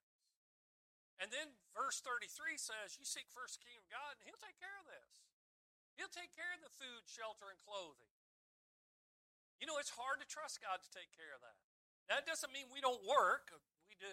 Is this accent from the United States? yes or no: yes; United States; as an American